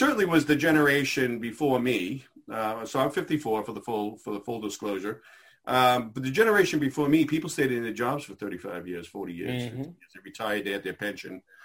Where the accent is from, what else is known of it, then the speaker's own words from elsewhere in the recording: Methuen, Massachusetts, United States; I grew up in Methuen. And so I, you know, went to the Methuen school systems